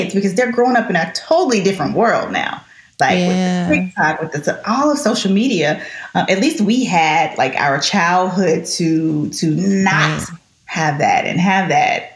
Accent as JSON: {"language": "English", "town": "Shreveport", "region": "Louisiana", "country": "United States", "tie": "born or raised there", "moved": "yes", "said": "I grew up in Shreveport"}